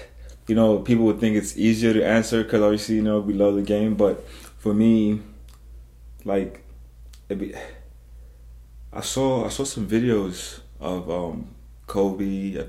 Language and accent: English; South Africa; first language Zulu; English is a second language; Zulu is my first language.